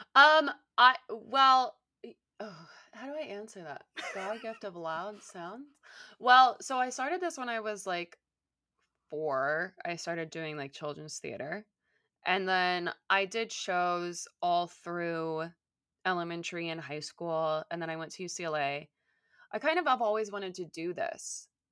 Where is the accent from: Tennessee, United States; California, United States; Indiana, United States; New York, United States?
California, United States; Southern; I grew up in Southern California